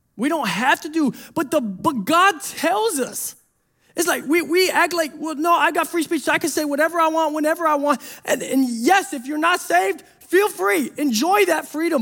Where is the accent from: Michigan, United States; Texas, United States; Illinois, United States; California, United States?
Michigan, United States; Detroit; I'm from Detroit.